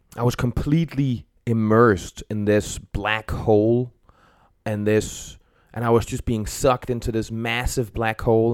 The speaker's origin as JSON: {"language": "English", "country": "Denmark", "also_born_or_lived": "Copenhagen", "moved": "yes", "said": "I'm from Denmark"}